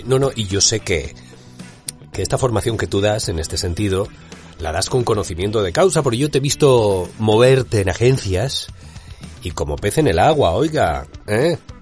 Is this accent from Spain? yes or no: yes; Spain; accent: Spanish (Spain); mi acento español